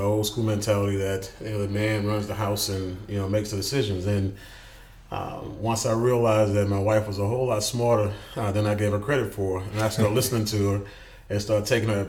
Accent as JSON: {"language": "English", "town": "Houston", "region": "Texas", "country": "United States", "tie": "born or raised there", "said": "I grew up in Houston in a little spot called Fifth Ward"}